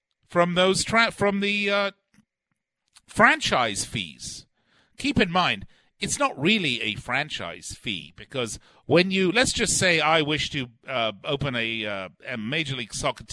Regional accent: Las Vegas, Nevada, United States; my hometown of Las Vegas

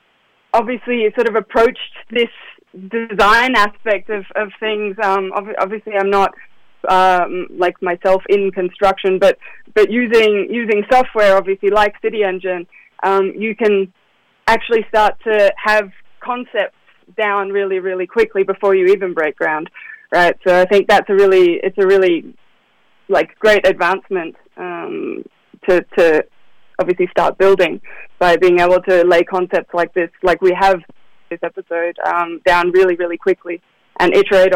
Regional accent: near Melbourne, Victoria, Australia; now in Zurich, Switzerland; I'm from Australia.

